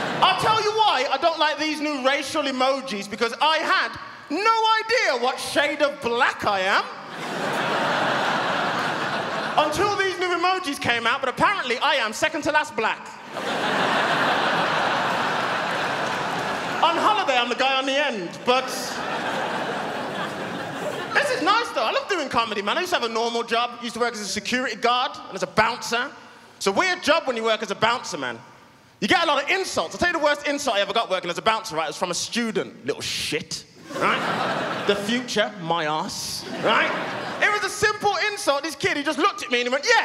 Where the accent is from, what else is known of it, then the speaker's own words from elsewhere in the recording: United Kingdom; I'm British.